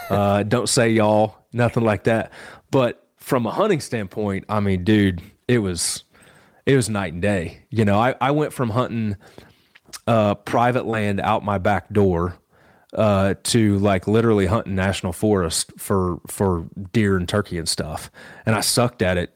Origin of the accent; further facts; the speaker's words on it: Western Illinois, United States; moved away as an adult; also born or lived in South Carolina; now in Boone, North Carolina, United States; I actually grew up in Western Illinois and, um, grew up on a farm there